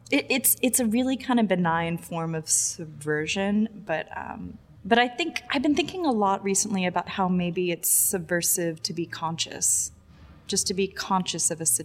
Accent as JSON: {"language": "English", "region": "Texas", "country": "United States", "tie": "born or raised there", "moved": "yes", "lives_now": "New York, United States", "said": "I grew up in Texas."}